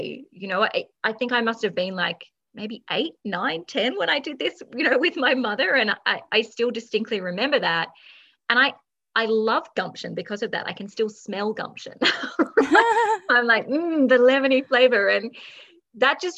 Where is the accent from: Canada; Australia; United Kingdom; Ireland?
Australia; I'm just Australian